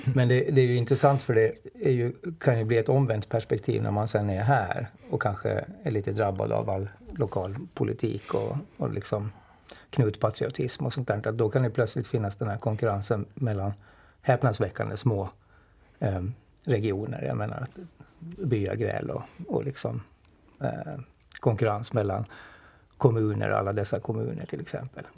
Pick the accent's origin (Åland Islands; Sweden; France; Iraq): Åland Islands; man har väl kanske liksom det där med sig som ålänning